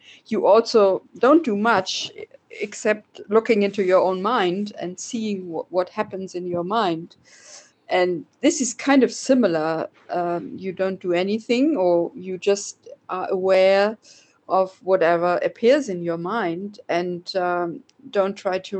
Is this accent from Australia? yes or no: no; Oldenburg, Lower Saxony, Germany; I was born in Oldenburg, which is in the north of Germany, quite near the Dutch border